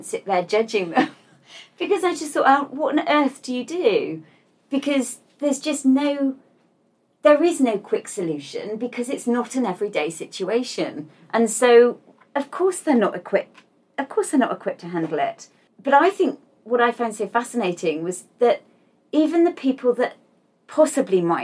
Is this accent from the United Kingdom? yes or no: yes; United Kingdom; I'm British